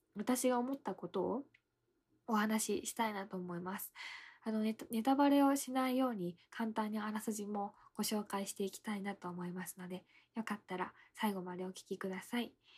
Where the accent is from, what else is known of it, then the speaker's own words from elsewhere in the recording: Ibaraki, Japan; 私の地元が茨城なんで